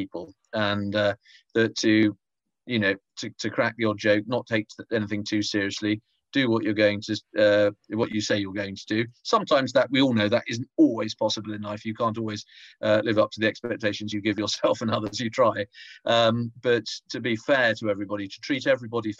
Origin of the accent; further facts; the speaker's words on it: Tonbridge, South East England, United Kingdom; I grew up in Tonbridge in Kent, had a very happy childhood